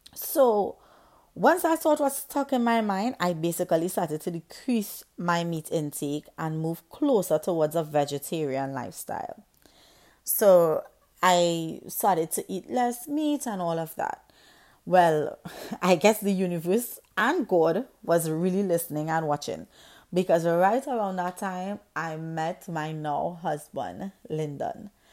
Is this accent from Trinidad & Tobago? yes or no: yes; Trinidad & Tobago; I grew up in the Caribbean island of Trinidad and Tobago